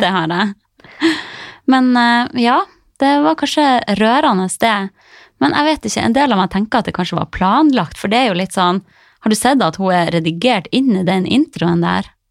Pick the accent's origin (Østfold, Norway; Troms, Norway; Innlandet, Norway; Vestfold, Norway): Troms, Norway; Harstad; moved away as an adult; now in Oslo, Norway; reise fra trygge, lille Harstad